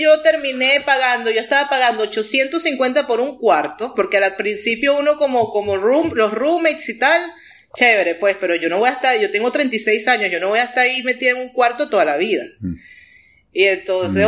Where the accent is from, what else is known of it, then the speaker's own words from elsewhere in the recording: Venezuela; moved away as an adult; also born or lived in United States (born) / North Carolina; now in United States; yo crecí en el Caribe